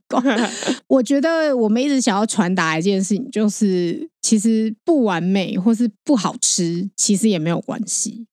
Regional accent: Taiwan; 我们其实台湾人

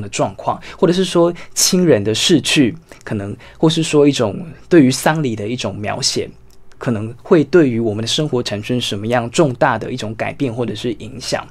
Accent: Tainan, Taiwan; moved away; 我是住在原来的台南县，然嗯。后将军乡，那一个嗯。叫做欧汪的这个村落

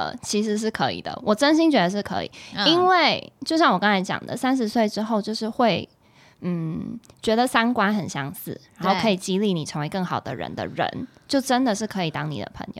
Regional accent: Taiwan; also born or lived in Sydney, Australia / Melbourne, Australia / Beijing, China; 因为我从台湾搬到雪梨，嗯，然后再搬到墨尔本，然后再到北京，嗯，然后才回台湾

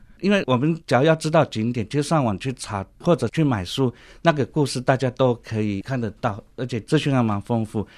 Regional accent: Penghu County, Taiwan; moved away as an adult; also born or lived in Prague, Czech Republic; now in Taipei, Taiwan; 我本身从小是在澎湖生长，十八岁以前都在澎湖海边，哎，然后这个还蛮好的，不错的童年回忆。然后到台北来，

